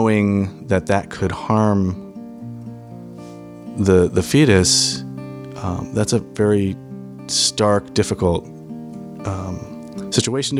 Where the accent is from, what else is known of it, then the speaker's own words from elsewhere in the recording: Minnesota, United States; now in Los Angeles, United States; I have lived in Los Angeles for about 20 years. I'm originally from Minnesota.